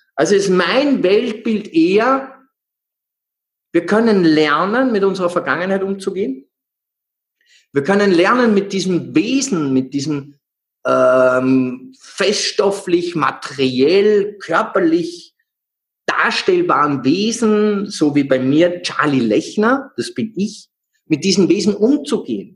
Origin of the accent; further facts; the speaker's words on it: Salzburg, Austria; aufgewachsen im Proletariat in einer Großstadtsiedlung in Salzburg